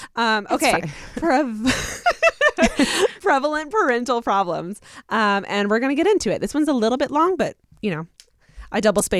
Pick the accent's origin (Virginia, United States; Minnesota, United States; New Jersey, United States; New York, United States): Virginia, United States; I'm from Southern Virginia, so it's a habit.